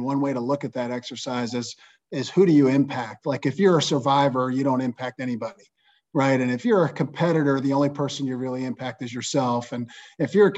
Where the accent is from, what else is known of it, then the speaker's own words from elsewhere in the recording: Johnstown, Pennsylvania, United States; growing up in Johnstown, Pennsylvania, I had a great childhood